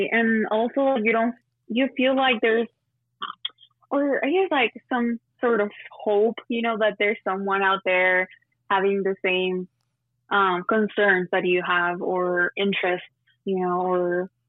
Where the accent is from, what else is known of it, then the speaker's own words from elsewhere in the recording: El Paso, Texas, United States; born there; I was born in El Paso, but then my parents are from Juarez, which is Mexico.